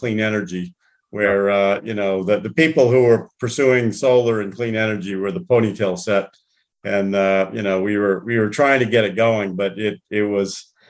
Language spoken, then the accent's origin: English; Greenfield, Massachusetts, United States; growing up in Greenfield, Massachusetts, it was a manufacturing center.